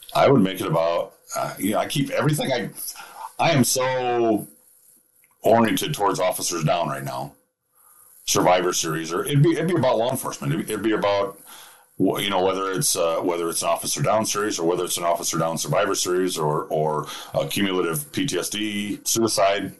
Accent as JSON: {"language": "English", "region": "Minnesota", "country": "United States", "said": "I'm from Minnesota."}